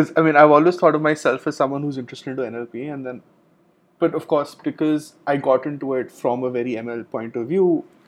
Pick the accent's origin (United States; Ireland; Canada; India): India; growing up in India